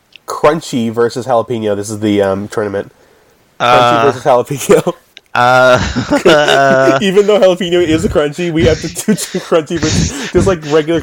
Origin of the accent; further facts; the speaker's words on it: Canada; I'm from Canada.